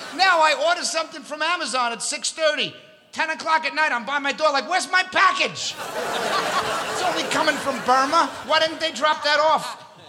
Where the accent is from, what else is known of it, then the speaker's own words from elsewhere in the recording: New York City, New York, United States; also born or lived in Long Island, New York; I'm from Astoria, Queens. That's where I was born and raised